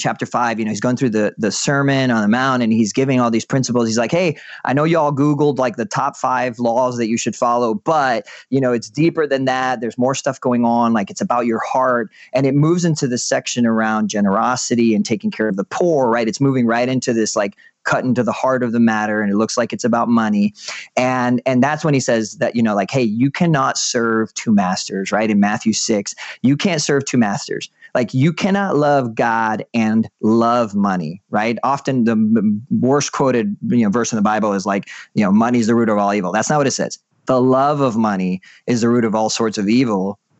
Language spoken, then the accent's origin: English; Puerto Rico; I grew up in Puerto Rico. We moved around a lot